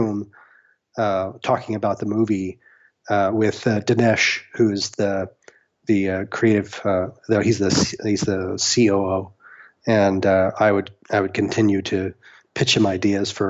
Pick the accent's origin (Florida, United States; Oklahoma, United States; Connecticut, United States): Oklahoma, United States; Norman; also born or lived in Houston, Texas; now in Los Angeles, United States; I grew up in Norman, Oklahoma